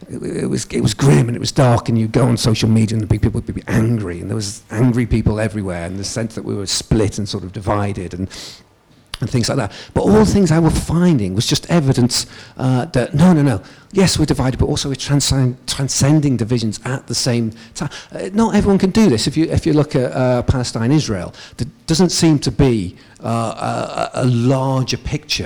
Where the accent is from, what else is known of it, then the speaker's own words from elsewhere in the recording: United Kingdom; I'm from England and Wales